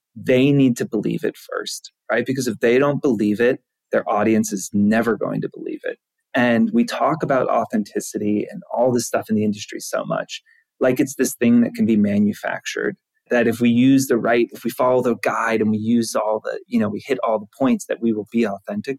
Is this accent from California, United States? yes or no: no; Georgia, United States; now in New York, United States; I'm from Georgia